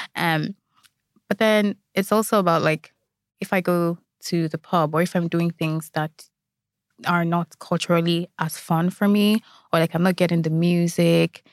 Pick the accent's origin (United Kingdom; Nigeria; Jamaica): Nigeria; now in Ireland; I am Nigerian